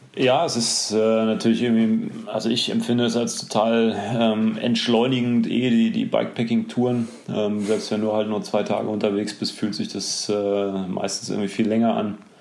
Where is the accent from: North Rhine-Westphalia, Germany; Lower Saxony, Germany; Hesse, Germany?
North Rhine-Westphalia, Germany; near Dortmund; ich bin in der Nähe von Dortmund geboren